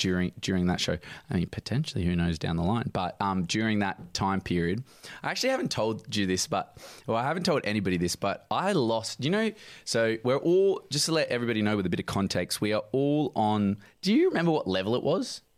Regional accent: Midland, Western Australia, Australia; also born or lived in Sydney; I'm from Midland

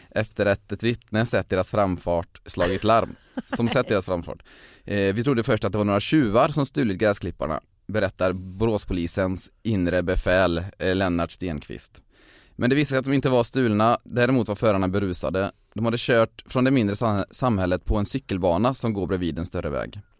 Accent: Svenljunga, Västra Götaland, Sweden; Ja det stämmer, jag är från en liten liten eh, by som heter Svenljunga

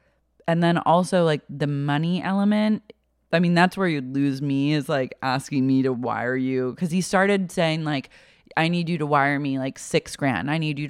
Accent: Oklahoma, United States; I'm from Oklahoma.

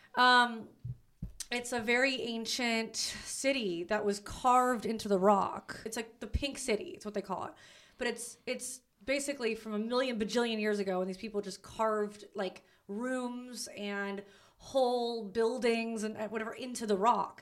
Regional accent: Los Angeles, California, United States; I'm from Los Angeles

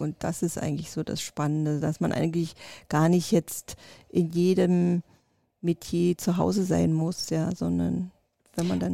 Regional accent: East Germany, Germany; also born or lived in Russia; ich bin noch ein Kind des Ostens

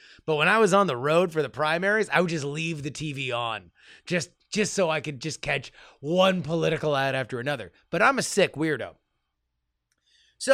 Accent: Texas, United States; I'll share that I'm from Texas, and I often feel disenfranchised in the presidential elections.

